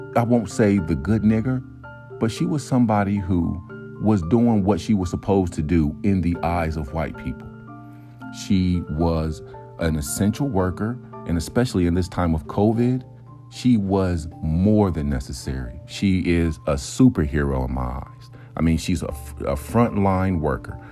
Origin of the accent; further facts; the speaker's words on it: United States; I'm an American